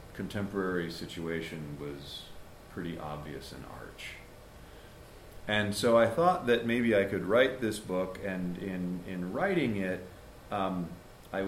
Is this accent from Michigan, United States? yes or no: no; Hartford, Connecticut, United States; moved away; a boy growing up in the Hartford area